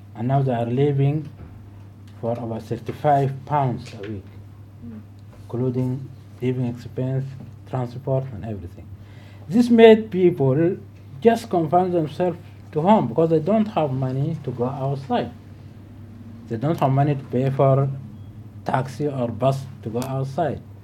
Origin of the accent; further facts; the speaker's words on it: Darfur, Sudan; now in United Kingdom; I'm originally from Darfur